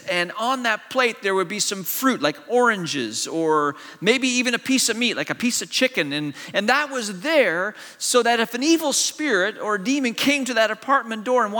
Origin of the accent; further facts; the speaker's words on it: China; also born or lived in Malaysia; I grew up in an Eastern culture. I grew up in China, and I went to boarding school in Malaysia.